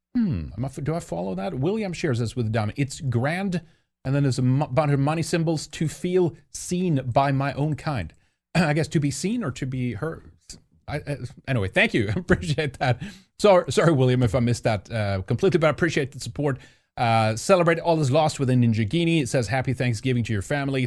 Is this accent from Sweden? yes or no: yes; Sweden; moved away; growing up in Sweden